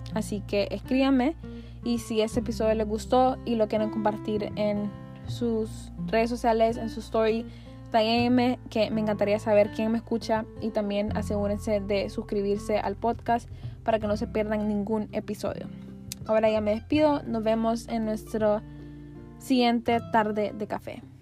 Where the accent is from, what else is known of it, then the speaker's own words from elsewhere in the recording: Honduras; como pueblo hondureño